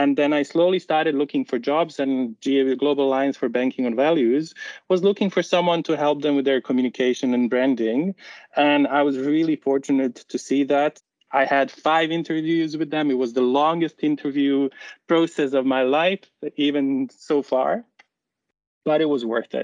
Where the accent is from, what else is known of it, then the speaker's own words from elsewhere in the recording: Bosnia & Herzegovina; moved away as an adult; now in Netherlands; I'm originally from Bosnia and Herzegovina, a really beautiful country